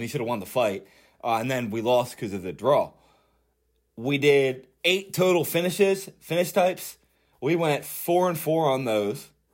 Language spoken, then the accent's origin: English; Philadelphia, Pennsylvania, United States; I'm from Philly